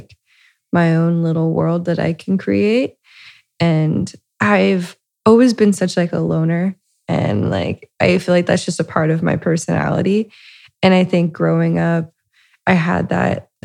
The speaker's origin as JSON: {"language": "English", "town": "Lima", "region": "Ohio", "country": "United States", "tie": "born or raised there", "said": "I'm originally from Lima, Ohio, which is, a smaller town up north in Ohio. I grew up to a middle class, Midwestern family"}